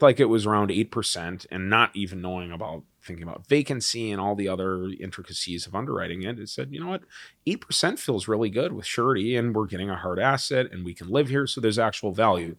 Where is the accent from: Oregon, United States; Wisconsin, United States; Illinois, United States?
Wisconsin, United States; also born or lived in Chicago; I grew up in Wisconsin